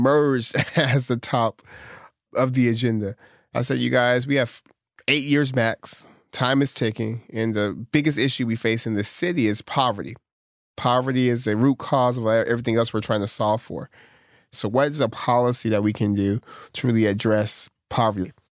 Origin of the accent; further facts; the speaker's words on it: Stockton, California, United States; I'm from Stockton.